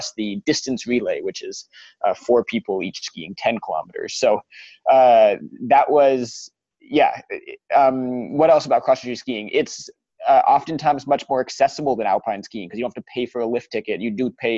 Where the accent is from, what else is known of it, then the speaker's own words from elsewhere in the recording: Colorado, United States; also born or lived in Denver, Colorado; growing up in Colorado was the best place in the world to grow up